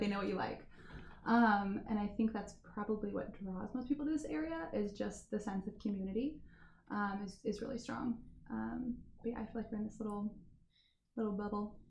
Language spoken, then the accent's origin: English; Warsaw, Indiana, United States; also born or lived in Germany; I am from Warsaw, Indiana. Um, I grew up in the Dells, actually, which is just right by the airport. Born and raised.